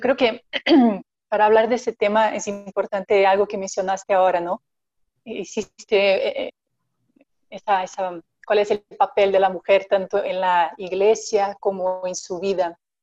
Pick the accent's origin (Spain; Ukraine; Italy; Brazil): Brazil; now in Mexico; soy, brasileña